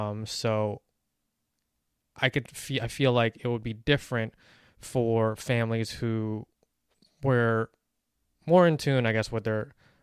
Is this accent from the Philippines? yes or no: yes; Philippines; And it's sad to say because I'm Filipino and I wasn't even proud of that growing up.